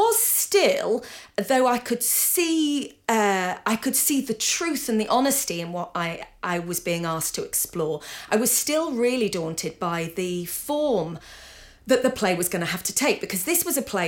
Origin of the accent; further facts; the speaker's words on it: Yorkshire and the Humber, United Kingdom; now in Scotland, United Kingdom; I'm from Yorkshire, grew up in Yorkshire. But my playwriting career has all happened in Scotland.